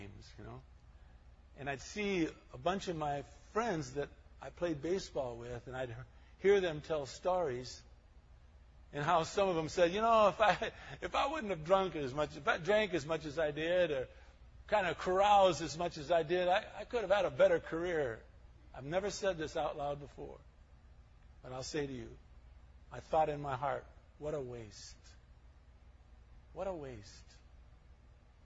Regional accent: Highland Park, Michigan, United States; moved away; I was born and raised in Highland Park, Michigan, right near Detroit

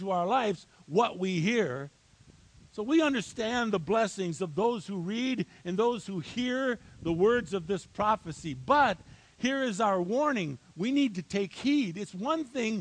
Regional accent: Highland Park, Michigan, United States; moved away; I was born and raised in a little town called Highland Park, Michigan

